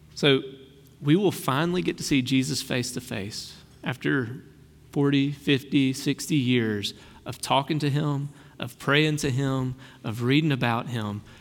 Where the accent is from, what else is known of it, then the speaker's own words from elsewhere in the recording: Brookhaven, Mississippi, United States; I've got a little redneck in me. I grew up in Brookhaven